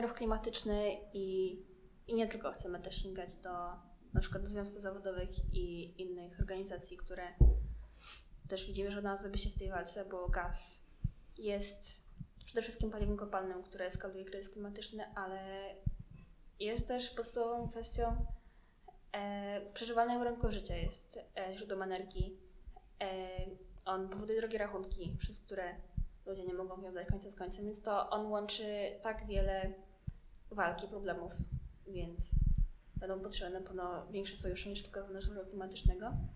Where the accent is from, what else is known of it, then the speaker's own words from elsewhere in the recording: Łomianki, Masovian Voivodeship, Poland; jestem z Omianek